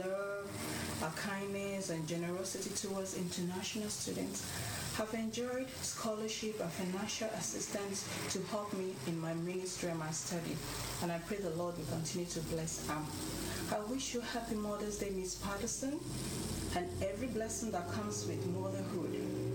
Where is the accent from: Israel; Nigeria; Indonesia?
Nigeria; moved away as an adult; now in United States; I'm from Nigeria, West Africa.